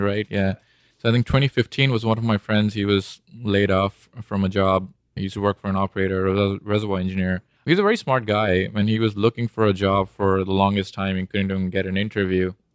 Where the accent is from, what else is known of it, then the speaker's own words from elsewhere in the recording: India; moved away as an adult; also born or lived in Bombay / Austin / Houston; I was born and raised in India